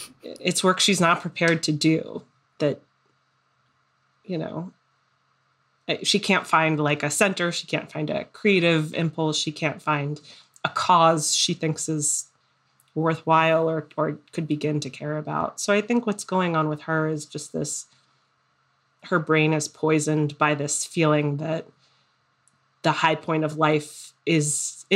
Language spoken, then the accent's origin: English; South Florida, United States; now in Brooklyn, United States; growing up in South Florida